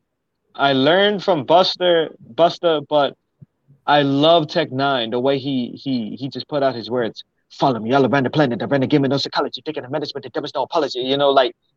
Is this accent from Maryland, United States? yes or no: yes; Maryland, United States; moved away as an adult; now in Houston, United States; I was born in Houston. I stayed there until I was five, six, and then I was in Maryland until I was 19 years old